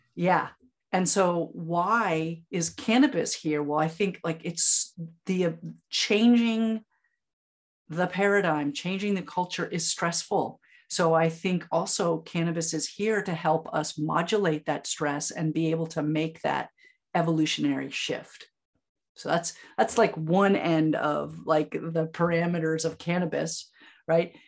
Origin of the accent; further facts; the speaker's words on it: Vermont, United States; also born or lived in Upstate New York; now in Ithaca, United States; I'm a native Vermonter. And so we are very attached to being that. So, I'm from Vermont, but I live in upstate New York